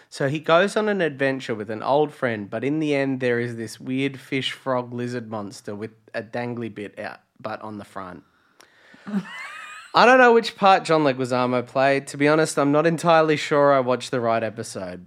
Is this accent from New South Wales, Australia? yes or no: no; Latrobe Valley, Victoria, Australia; now in Melbourne, Australia; I was a country kid in you know, Latrobe Valley